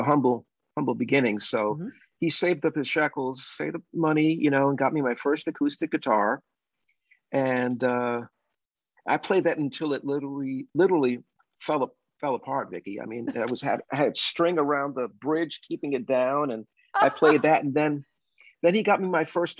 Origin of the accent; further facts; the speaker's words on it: New York City, New York, United States; growing up in the Bronx in the 60s